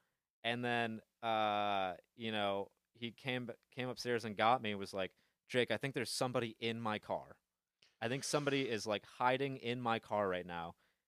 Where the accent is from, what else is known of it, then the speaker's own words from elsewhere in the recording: Bay City, Michigan, United States; Bay City, Michigan.